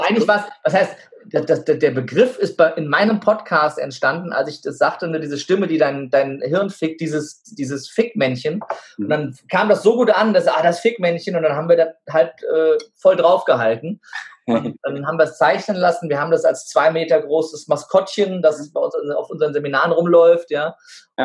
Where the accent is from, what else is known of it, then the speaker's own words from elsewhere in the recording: Wiesbaden, Hesse, Germany; ich bin gebürtiger Wiesbadener, ich spreche kein Wort Türkisch, auch wenn ich einen türkischen Namen habe